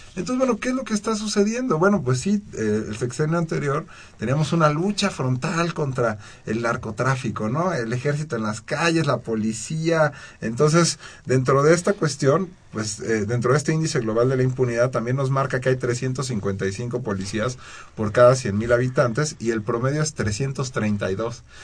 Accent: Mexico; nosotros como mexicanos

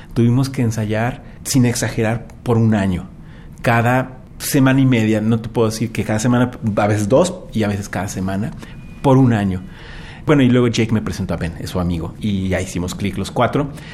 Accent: Mexico; moved away as an adult; como mexicano

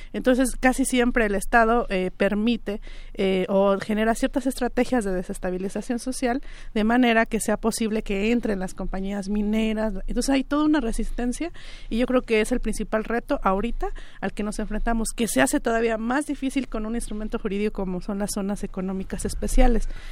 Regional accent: Mixe region, Oaxaca, Mexico; en la propia región Mije, de, donde, de donde yo vengo

